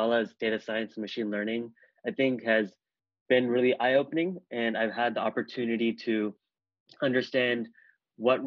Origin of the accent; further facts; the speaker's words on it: Bay Area, California, United States; I grew up in the Bay Area